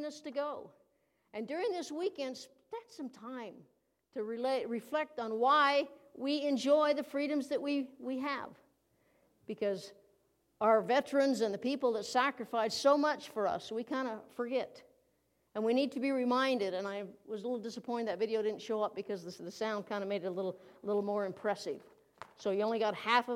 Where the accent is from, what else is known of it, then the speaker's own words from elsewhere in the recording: United States; as an American citizen